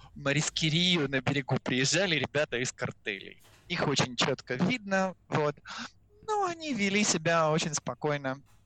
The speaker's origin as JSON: {"language": "Russian", "country": "Russia", "moved": "yes", "lives_now": "Mexico", "said": "быть русским в Мексике с испанским языком"}